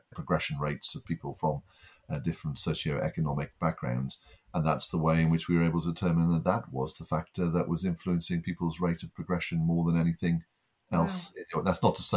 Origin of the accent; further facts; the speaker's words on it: the North East, North East England, United Kingdom; moved away; I'm originally from the Northeast, and the first generation to go to university